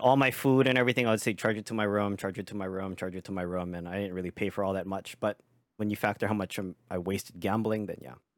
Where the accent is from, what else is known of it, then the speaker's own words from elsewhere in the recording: Hawaii, United States; moved away as an adult; now in Las Vegas, United States; living and being born and raised in Hawaii